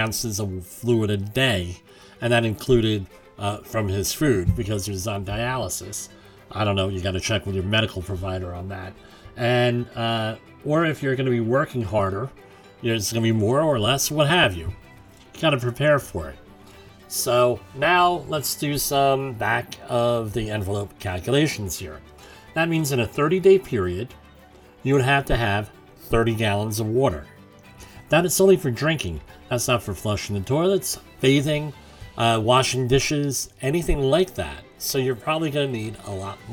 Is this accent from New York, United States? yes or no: yes; New York, United States; my home state of New York